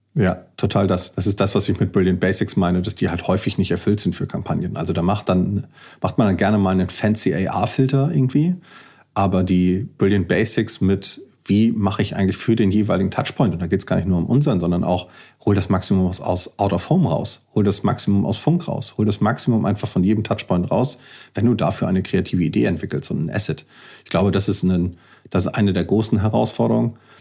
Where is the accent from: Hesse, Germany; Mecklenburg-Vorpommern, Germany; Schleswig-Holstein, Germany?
Schleswig-Holstein, Germany; Kiel; Ich bin Kieler